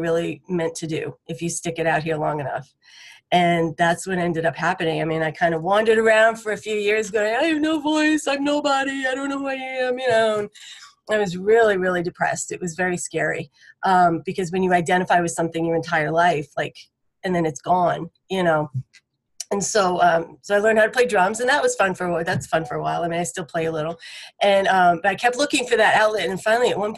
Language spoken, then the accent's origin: English; Boston, Massachusetts, United States; moved away as an adult; now in Nashville, United States; I'm from Boston originally. And so I've been here about 20 years now